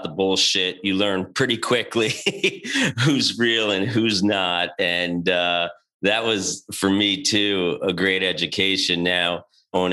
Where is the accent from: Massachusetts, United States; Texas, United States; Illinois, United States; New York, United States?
New York, United States; moved away as an adult; also born or lived in Boston; I'm from New York